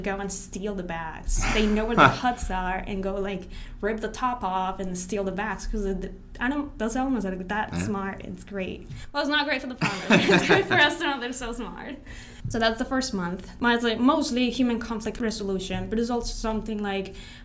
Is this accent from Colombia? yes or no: yes; Colombia; now in United States; I'm from Colombia